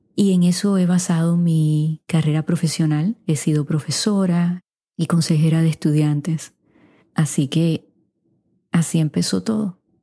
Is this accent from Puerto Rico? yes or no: yes; Puerto Rico; first language Spanish; also born or lived in Wichita, Kansas, United States; now in United States; aunque nací aquí en los Estados Unidos, mis padres me llevaron a Puerto Rico de cuatro meses, así que de alma soy puertorriqueña